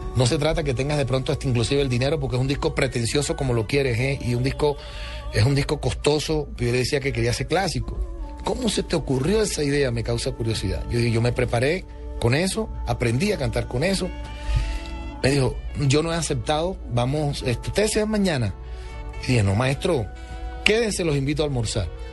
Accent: Colombia; soy el primer colombiano en la historia

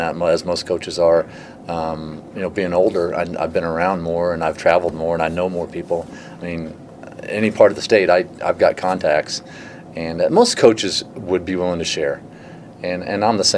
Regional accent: Vandalia, Illinois, United States; I was from Vandalia

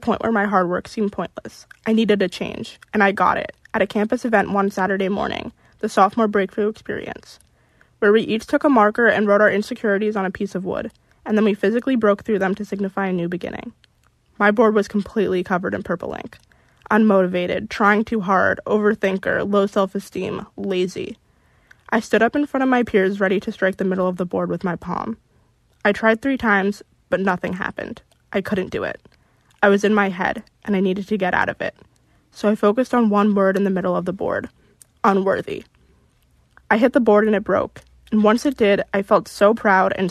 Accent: Westchester, New York, United States; As a kid growing up in Westchester, New York

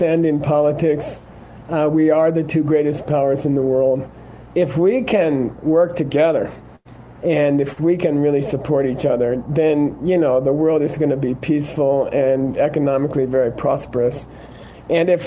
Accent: United States; moved away as an adult; also born or lived in India; I grew up in the United States

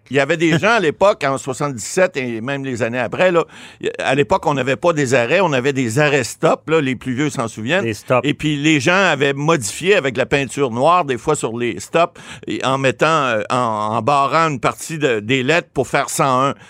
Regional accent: Ottawa, Ontario, Canada; Je suis natif d'Ottawa

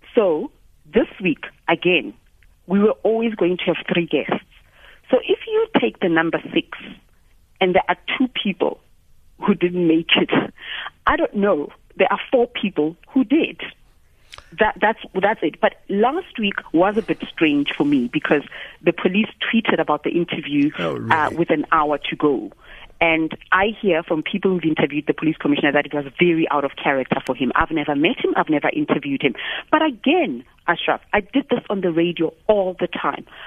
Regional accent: South Africa; I'm a South African.

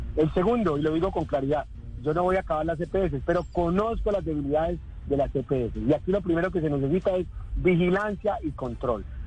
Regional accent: Neiva, Huila, Colombia; Yo nací en Neiva hace 51 años exactamente.

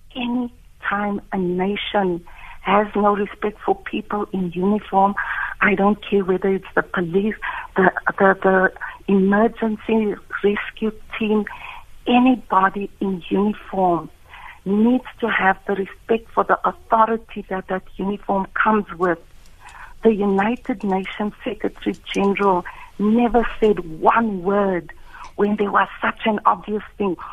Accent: South Africa; me as a South African with a small business

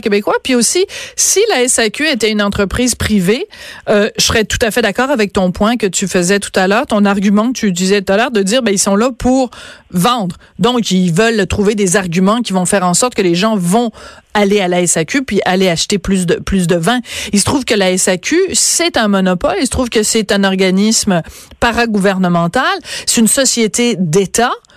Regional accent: Bordeaux, Nouvelle-Aquitaine, France; je suis née à Bordeaux en 1965.

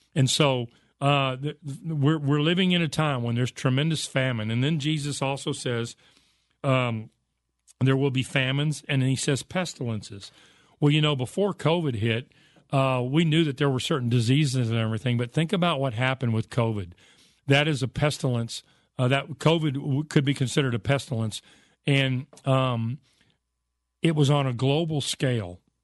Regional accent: United States; I was raised in America

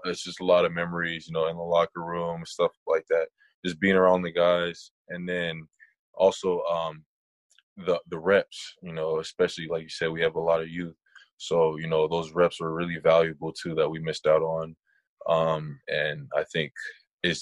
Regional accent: San Diego, California, United States; I'm from San Diego

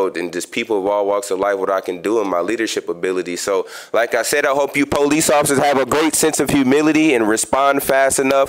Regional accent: Chicago, Illinois, United States; now in Grand Rapids, United States; I just came back from Chicago, my hometown.

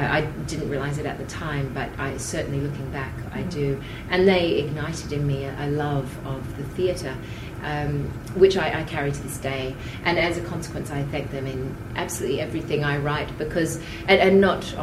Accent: Tamborine Mountain, Queensland, Australia; now in Brisbane, Australia; I'd been studying speech and drama growing up on Tambourine Mountain

